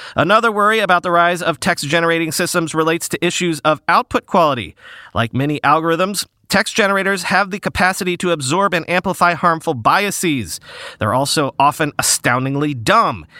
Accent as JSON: {"language": "English", "region": "New York", "country": "United States", "said": "I'm a New Yorker"}